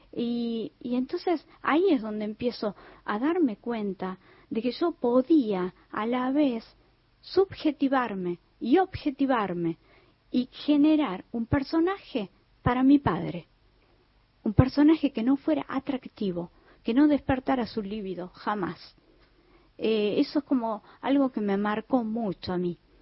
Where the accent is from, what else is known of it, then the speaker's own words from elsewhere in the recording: Tucumán, Argentina; yo como tucumana